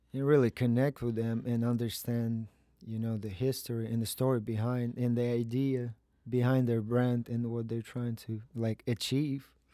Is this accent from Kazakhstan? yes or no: yes; Kazakhstan; moved away as an adult; also born or lived in New York; I am from Kazakhstan. I was born there.